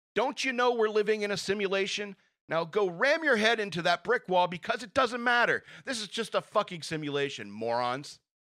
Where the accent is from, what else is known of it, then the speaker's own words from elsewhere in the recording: United States; I, as an American